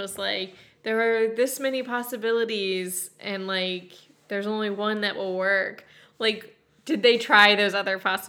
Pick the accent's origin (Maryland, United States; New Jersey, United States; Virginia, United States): Maryland, United States; we're from Maryland